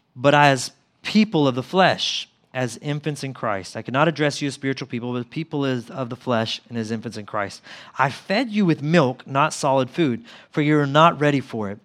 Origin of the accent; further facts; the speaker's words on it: Mississippi, United States; where I grew up in Mississippi.